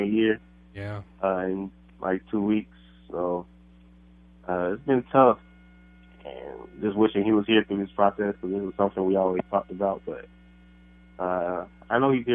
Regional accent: south of Atlanta, Georgia, United States; moved away; I'm from Georgia, south of Atlanta

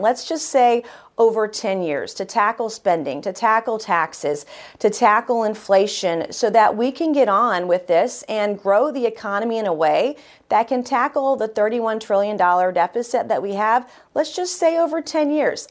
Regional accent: South Carolina, United States; I'm proud of my home state of South Carolina.

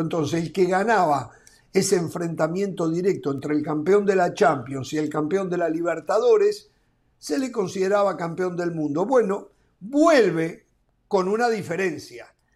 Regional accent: Uruguay

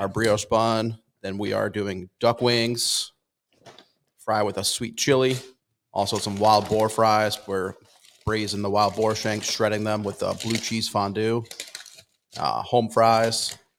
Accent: Connecticut, United States; moved away; I'm originally from Connecticut

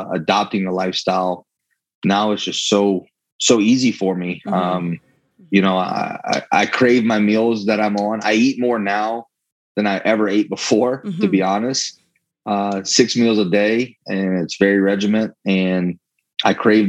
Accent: Louisiana, United States; I'm from Louisiana

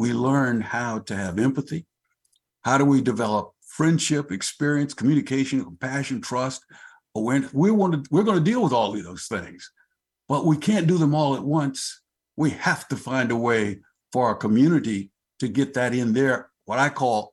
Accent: New Mexico, United States; moved away as an adult; now in Tacoma, United States; I'm from New Mexico, but I came to Tacoma with the Army

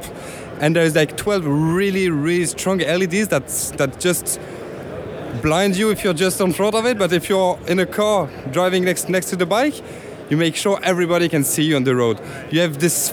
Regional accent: France; now in Los Angeles, United States; I grew up in France

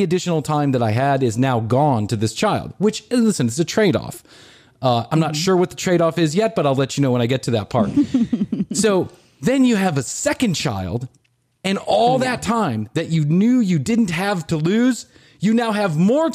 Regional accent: Chicago, Illinois, United States; We come from Chicago

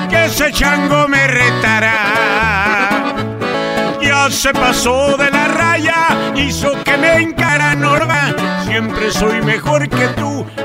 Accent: Arandas, Jalisco, Mexico; Yo soy de Arandas, Jalisco.

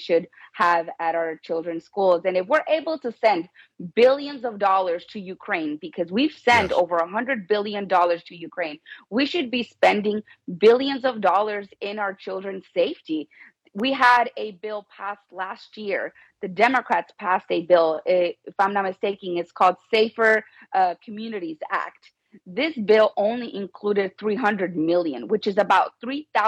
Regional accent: Tamaulipas, Mexico; now in United States; I'm from Mexico. I'm from Tamaulipas

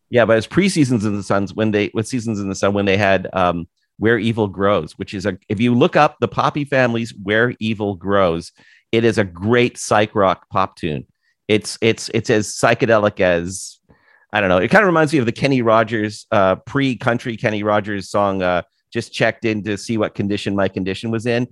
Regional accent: Toronto, Ontario, Canada; moved away as an adult; also born or lived in San Francisco / Vancouver; now in United States; having never lived anywhere else but Toronto

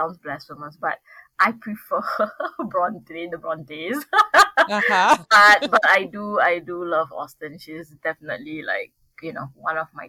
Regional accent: Singapore; I'm from Singapore.

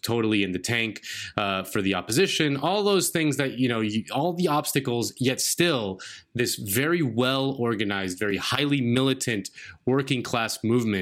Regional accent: Miami, Florida, United States; I grew up in Miami

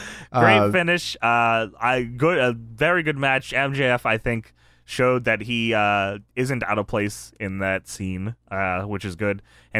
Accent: Hollywood, California, United States; I'm from Hollywood

